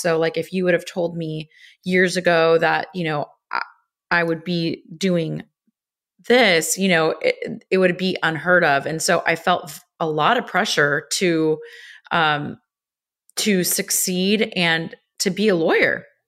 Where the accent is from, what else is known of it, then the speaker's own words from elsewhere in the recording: Los Angeles, California, United States; I grew up in Los Angeles